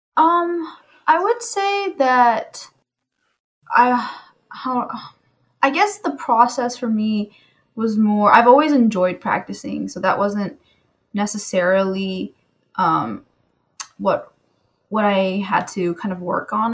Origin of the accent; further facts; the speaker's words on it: California, United States; I'm from California